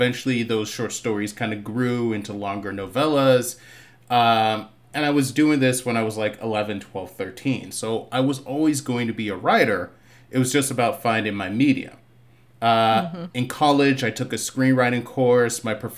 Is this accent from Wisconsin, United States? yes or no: no; Boston, Massachusetts, United States; now in California, United States; I grew up in the heart of the city, Roxbury, Massachusetts. I was kind of raised, bounced between Boston and Barbados for most of my childhood.